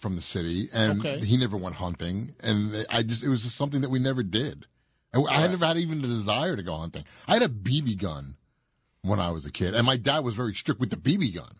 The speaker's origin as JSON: {"language": "English", "town": "Rockland", "country": "United States", "said": "I'm from Rockland, too."}